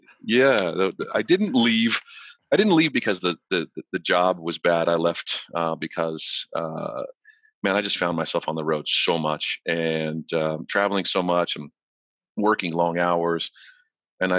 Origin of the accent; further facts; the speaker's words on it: Florida, United States; also born or lived in Lompoc, California; So we moved from Southern Cal to Florida so that he could continue working on the space shuttle program. And I grew up kind of ish here, came of age here